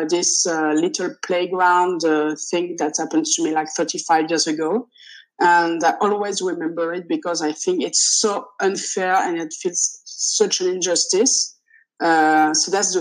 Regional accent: France; first language French; English is a second language; I'm French, so it's my native language, but I started learning English when I was three

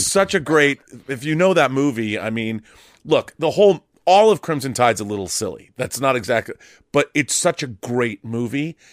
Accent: Seattle, Washington, United States; moved away as an adult; also born or lived in California; I moved from where I grew up in Seattle. I moved to California to go to college at U S C

